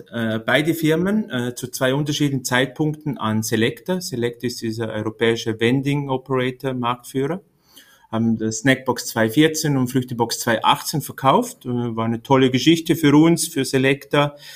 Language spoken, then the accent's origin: German; Liechtenstein; Ähm, ich komme aus Liechtenstein. Äh, habe da mein Gymnasium gemacht und dann äh, wollte ich die große Welt äh, kennenlernen